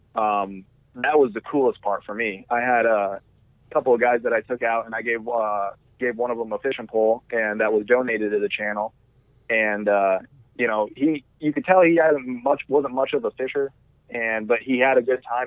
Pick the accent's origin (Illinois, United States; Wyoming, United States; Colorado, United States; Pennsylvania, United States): Wyoming, United States; now in Arizona, United States; I'm from Wyoming, uh, where I just literally go out my front door and shoot a whitetail with a gun